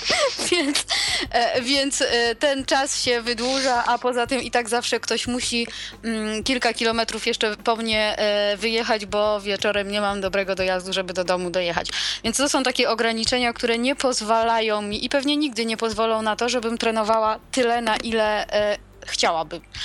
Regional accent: Przemyśl, Subcarpathian Voivodeship, Poland; u nas w Przemyślu

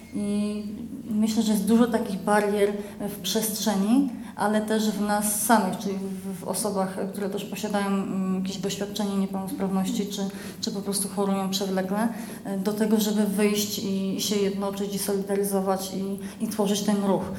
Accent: Poland; now in Kraków, Poland; pochodzę z małej miejscowości

